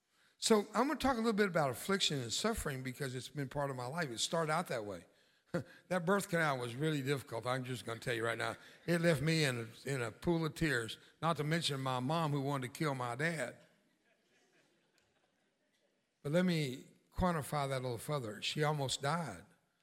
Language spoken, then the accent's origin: English; Mexico; I grew up in Mexico and on the border with Mexico. My dad was a missionary and pastor.